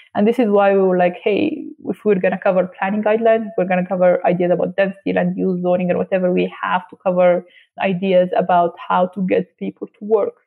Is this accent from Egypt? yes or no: yes; Alexandria, Alexandria Governorate, Egypt; moved away as an adult; now in Lusaka, Zambia; I'm personally from Alexandria, Egypt